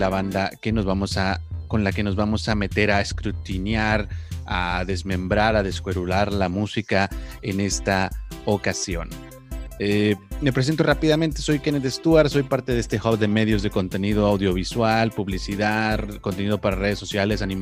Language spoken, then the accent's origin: Spanish; Monterrey, Nuevo León, Mexico; pero a la vez estoy representando a mi, mi tierra, a mi Monterrey querido.